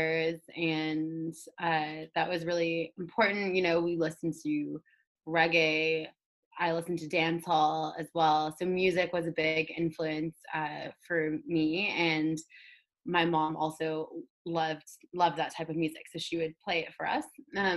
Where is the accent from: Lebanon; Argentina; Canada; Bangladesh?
Canada; Toronto, Ontario; someone growing up in inner city Toronto